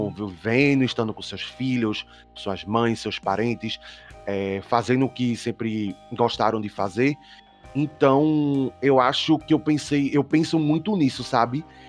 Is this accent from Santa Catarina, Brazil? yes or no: no; Olinda, Pernambuco, Brazil; Eu sou de uhum. Olinda, Pernambuco